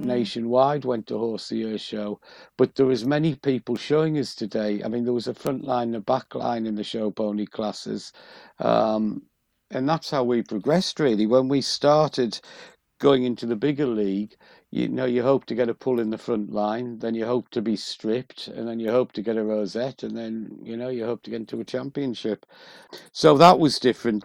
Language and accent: English; County Durham, North East England, United Kingdom; moved away; I'm originally from County Durham